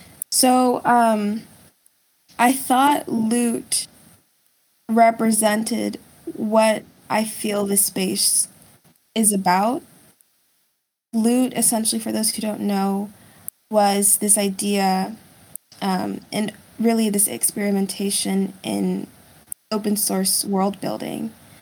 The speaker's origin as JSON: {"language": "English", "country": "United States", "tie": "born or raised there", "also_born_or_lived": "Germany", "second_language": "English", "said": "And then we moved to the States when I was 6. And I had to take English classes because I didn't speak English."}